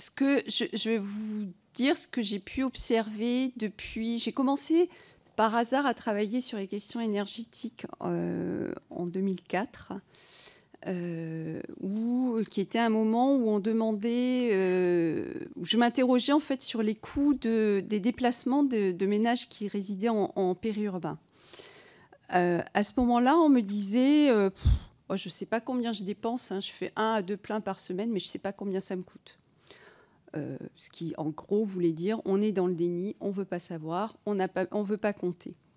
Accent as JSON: {"language": "French", "region": "Provence-Alpes-Côte d'Azur", "country": "France", "said": "je viens des Alpes-Maritimes"}